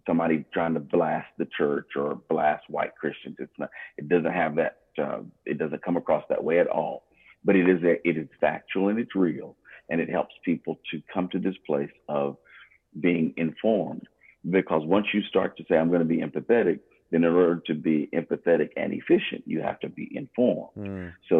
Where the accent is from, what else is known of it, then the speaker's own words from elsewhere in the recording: United States; I'm American too